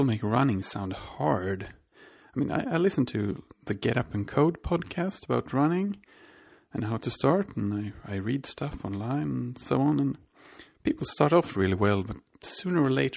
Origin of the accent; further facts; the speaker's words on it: Sweden; I'm from Sweden